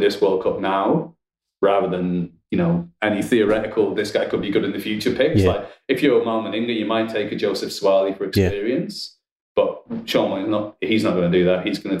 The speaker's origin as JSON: {"language": "English", "region": "England", "country": "United Kingdom"}